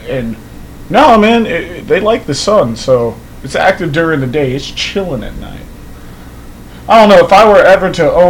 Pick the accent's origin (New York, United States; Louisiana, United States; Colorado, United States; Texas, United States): Texas, United States; I'm from Texas.